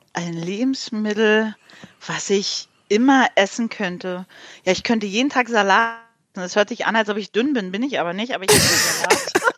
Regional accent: Berlin, Germany; ich komme ja nicht aus dem Osten, aus dem Ostteil von Berlin

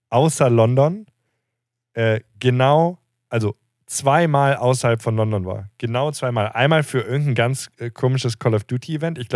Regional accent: Castrop-Rauxel area, North Rhine-Westphalia, Germany; ich bin ja aus der Ecke da.

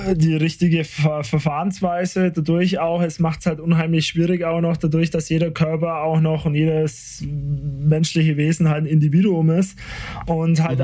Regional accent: Nördlinger Ries, Bavaria, Germany; ich komme aus dem Bries

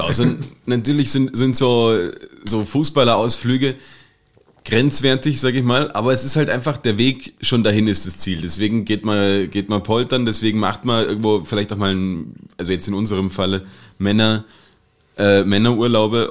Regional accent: Saxony-Anhalt, Germany; now in Austria; in Deutschland, wo ich herkomme, aus dem schönen Sachsen-Anhalt

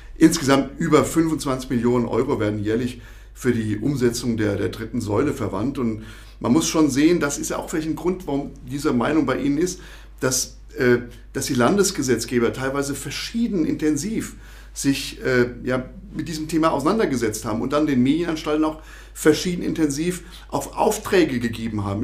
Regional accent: Rhineland-Palatinate, Germany; moved away as an adult; now in Thuringia, Germany; ich komme aus dem Ursprungsland der offenen Kanäle aus Rheinland-Pfalz

